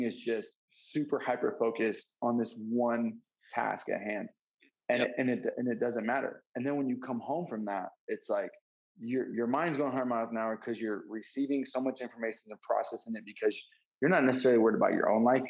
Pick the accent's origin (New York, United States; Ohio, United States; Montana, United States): Montana, United States; I grew up in Montana